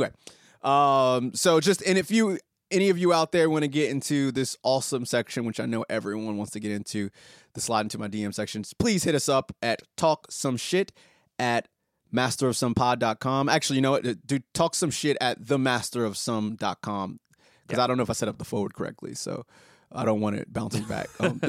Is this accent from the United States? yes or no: no; Australia; I'm Australian. That's what I do.